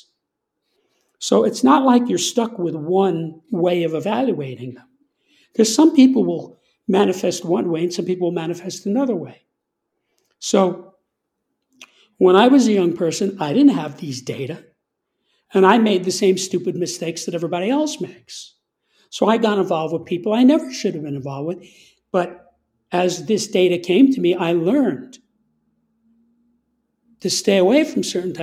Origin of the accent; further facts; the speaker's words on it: New York, United States; I'm from New York